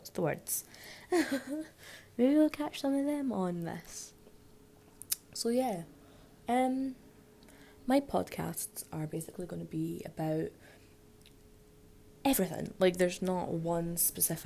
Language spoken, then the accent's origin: English; Scotland, United Kingdom; I am from Scotland